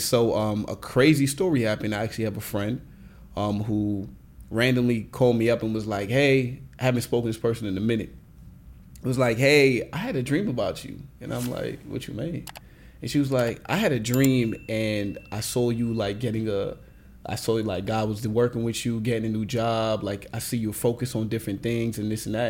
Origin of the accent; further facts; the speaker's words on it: Nigeria; I'm Nigerian